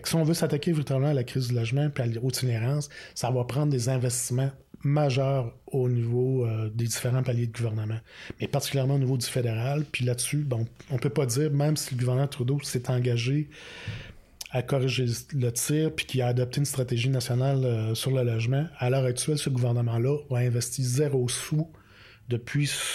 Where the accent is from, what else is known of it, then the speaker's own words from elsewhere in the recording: Quebec City, Quebec, Canada; now in Outaouais, Canada; je viens de la région de Québec